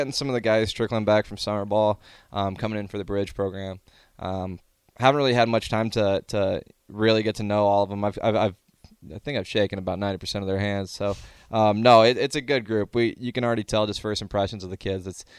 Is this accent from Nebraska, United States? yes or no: yes; Omaha, Nebraska, United States; I'm a kid. I'm from Omaha. I grew up watching it.